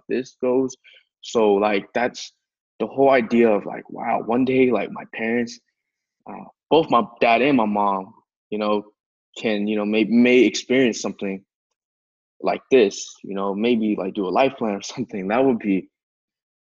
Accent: China; now in United States; I grew up in China, and then I moved back here

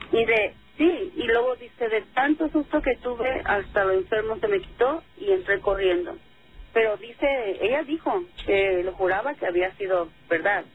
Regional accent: Mexicali, Baja California, Mexico; moved away; nosotros somos de Mexicali

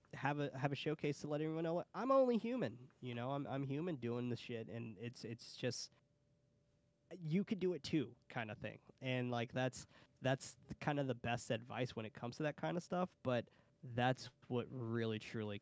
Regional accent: San Francisco, California, United States; I'm from San Francisco

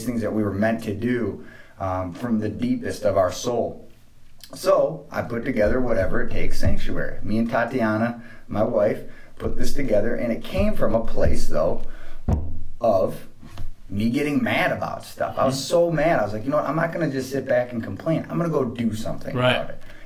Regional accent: Michigan, United States; moved away as an adult; also born or lived in Arizona; I'm from Michigan, but I'd spent 9 years in Arizona

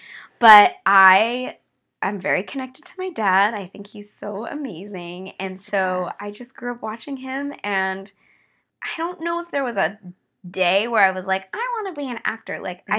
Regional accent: Los Angeles, California, United States; Well, I grew up here in Los Angeles in the Hollywood Hills. My dad was an actor.

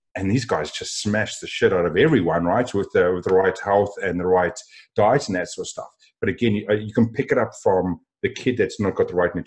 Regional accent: South Africa; Being a South African, we eat meat and potatoes.

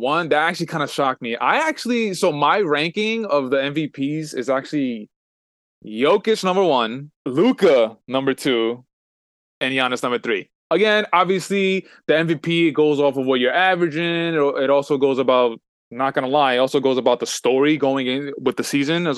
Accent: New York, United States; I'm from New York.

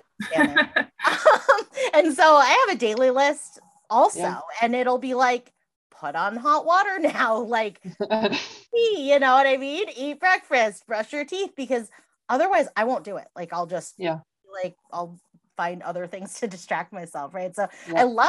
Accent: Massachusetts, United States; now in Iowa, United States; I grew up in Massachusetts and there's like a counselor on every block, right?

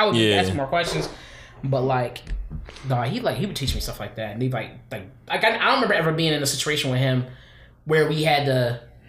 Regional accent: Philadelphia, Pennsylvania, United States; now in Phoenix, United States; I'm from Philly, like I grew up in Philly, but I ain't here no more.

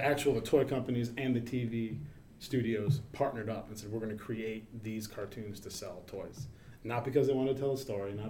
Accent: the South, United States; moved away; I grew up in the South

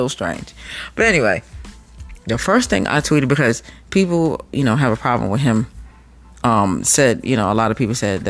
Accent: New York, United States; moved away as an adult; I'm from New York

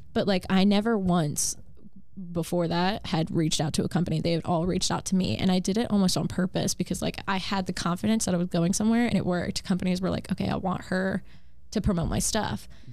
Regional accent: Wellington, Florida, United States; moved away as an adult; also born or lived in Virginia / Texas / Kentucky; since I grew up in Wellington and competing in Wellington

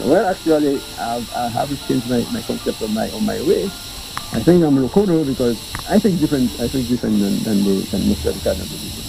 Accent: Dominica; When I was born and bred on the Carib Reserve, on the Carib territory

